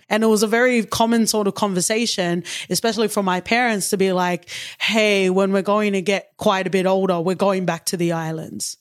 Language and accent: English; Sydney, New South Wales, Australia; I grew up in Western Sydney, which is very multicultural.